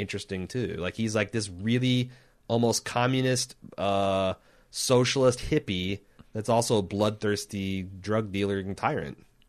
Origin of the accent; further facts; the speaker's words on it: United States; I'm an American